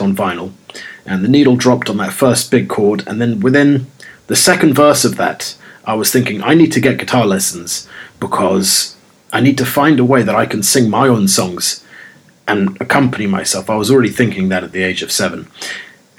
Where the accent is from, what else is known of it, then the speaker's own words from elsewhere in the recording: London, United Kingdom; the original Londoner